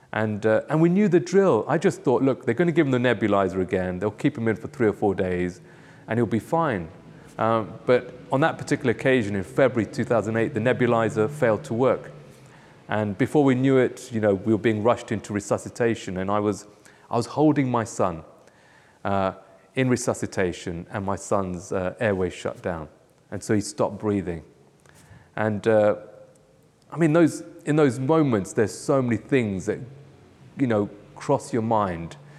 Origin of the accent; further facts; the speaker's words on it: United Kingdom; moved away; also born or lived in Nairobi, Kenya; I was born in the U K